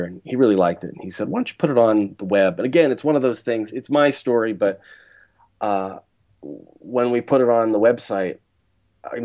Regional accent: Pittsburgh, Pennsylvania, United States; moved away; going back to my hometown, Pittsburgh, seeing my family

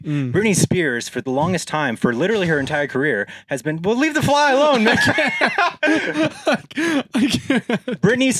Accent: United States; I'm American, man.

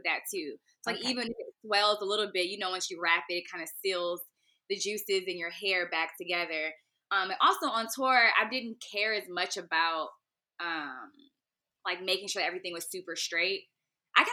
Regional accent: Raleigh, North Carolina, United States; also born or lived in Washington, District of Columbia, United States / Bowie, Maryland; I was raised in North Carolina

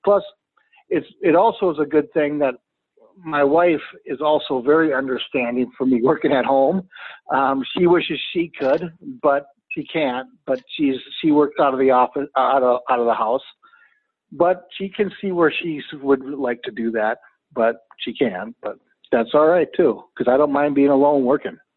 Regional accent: Brooklyn Park, Minnesota, United States; I am from Brooklyn Park, Minnesota.

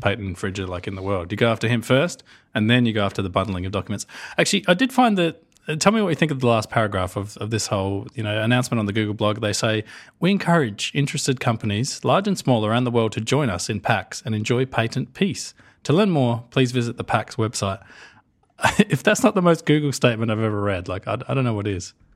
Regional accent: Australia; us Australians

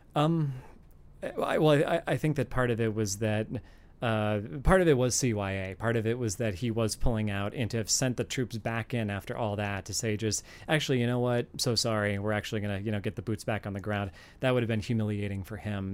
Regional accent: Virginia, United States; my home state, for example, of Virginia

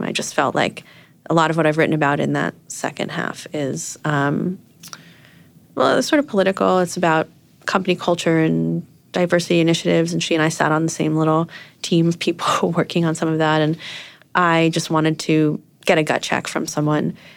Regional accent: New York, United States; moved away as an adult; now in San Francisco, United States; I'm from Brooklyn

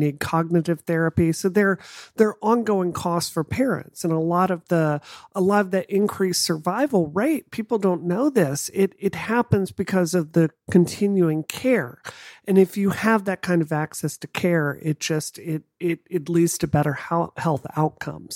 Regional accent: Mississippi, United States; growing up in Mississippi, it's not a secret that it's one of the poor states in the country

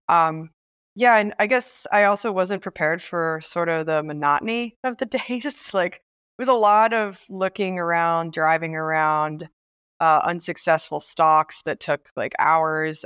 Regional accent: Biloxi, Mississippi, United States; now in Brooklyn, United States; I grew up in Mississippi

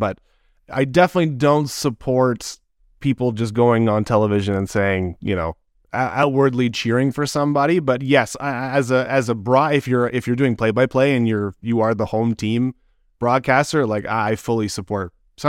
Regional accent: Edmonton, Alberta, Canada; I was born and raised in Edmonton.

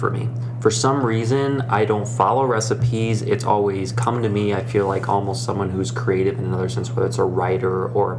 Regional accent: Iowa, United States; moved away as an adult; also born or lived in Chicago; now in Denver, United States; I grew up in the Midwest as a genuine corn-fed Iowa boy. So originally from Iowa

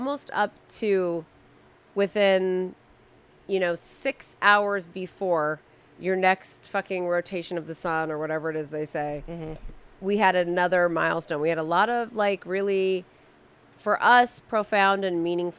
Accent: Southern California, United States; I was born and raised in Southern California.

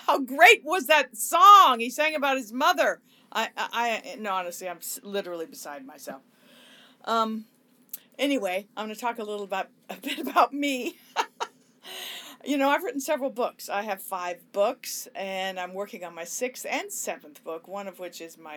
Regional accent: Los Angeles, California, United States; growing up in Hollywood and the Sunset Strip

